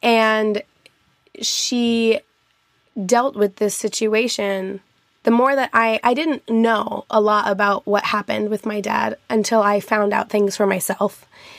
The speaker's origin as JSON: {"language": "English", "town": "Albuquerque", "region": "New Mexico", "country": "United States", "tie": "born there", "said": "Yeah, I was born in Albuquerque, New Mexico, and my grandparents both, my grandma still lives there in Estancia, New Mexico, which is a very rural part"}